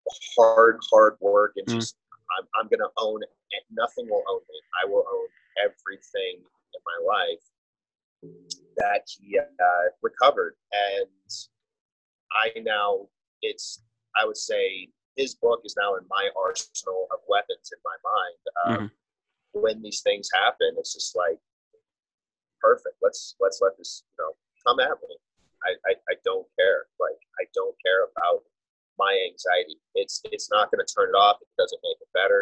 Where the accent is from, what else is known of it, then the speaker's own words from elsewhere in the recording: Las Vegas, Nevada, United States; I'm born and raised in Las Vegas